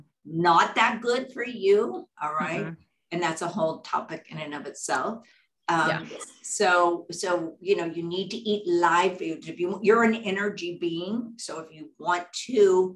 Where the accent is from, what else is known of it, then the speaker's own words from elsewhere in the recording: Texas, United States; I grew up in Texas